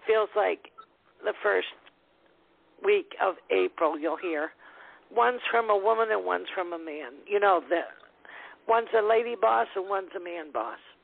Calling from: Wisconsin, United States; I'm calling from Wisconsin.

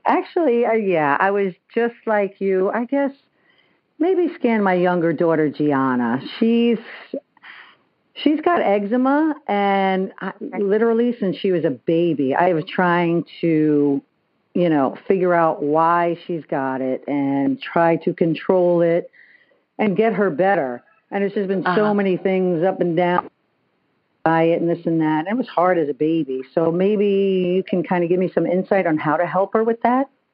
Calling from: Bethel, Connecticut, United States; I'm calling from Bethel, Connecticut.

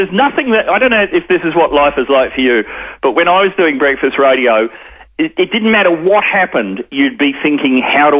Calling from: Melbourne, Victoria, Australia; I'm calling you from Melbourne, so I'm half an hour in the future.

